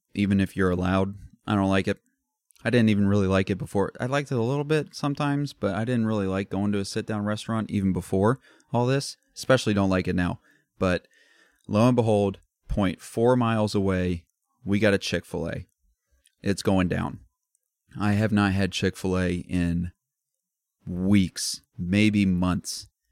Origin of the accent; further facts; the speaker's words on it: Midwest, United States; we're from the Midwest